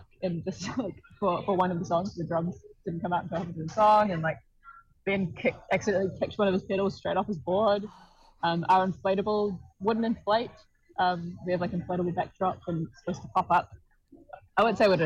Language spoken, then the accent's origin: English; New Zealand; as a New Zealander